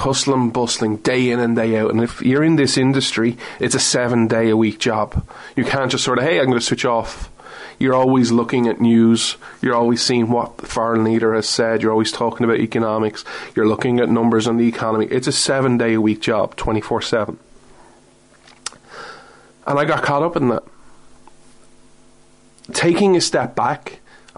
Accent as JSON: {"language": "English", "country": "Ireland", "said": "I'm not American, I'm Irish"}